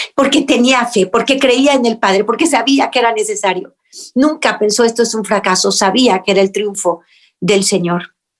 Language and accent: Spanish; Mexico; en México, en mi país